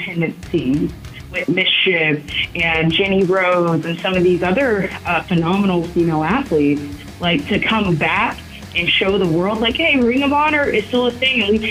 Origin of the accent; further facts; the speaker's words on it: Texas, United States; I am from Petty City, okay? Petty City, Texas. And here in Texas